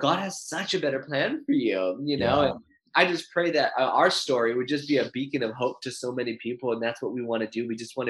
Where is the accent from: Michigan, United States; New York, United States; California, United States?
California, United States; Santa Barbara; moved away; Santa Barbara, my hometown